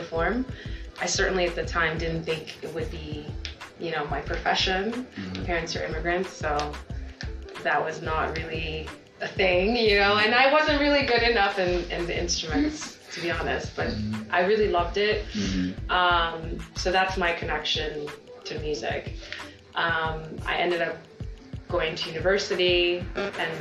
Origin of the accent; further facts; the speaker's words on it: Texas, United States; born or raised there; also born or lived in Nigeria